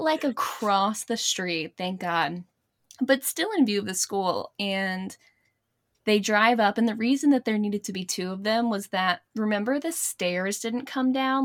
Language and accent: English; Blacksburg, Virginia, United States; We grew up in Blacksburg, college town